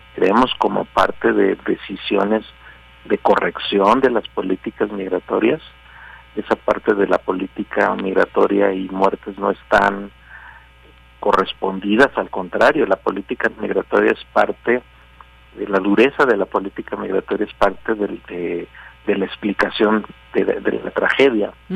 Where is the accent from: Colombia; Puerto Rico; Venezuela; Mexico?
Mexico; somos mexicanos